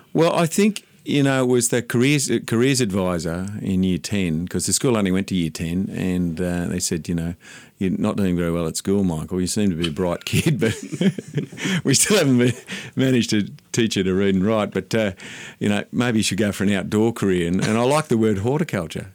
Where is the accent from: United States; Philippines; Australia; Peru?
Australia; Sydney, New South Wales; also born or lived in Mount Irvine, New South Wales; I grew up in Dundas Valley, out in the western suburbs of Sydney